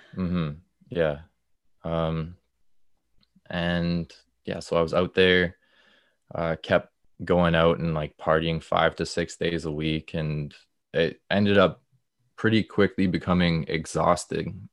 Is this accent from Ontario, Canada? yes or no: yes; Stouffville, Ontario, Canada; also born or lived in Peterborough; I'm from Stouffville, just, like, a little bit north of Toronto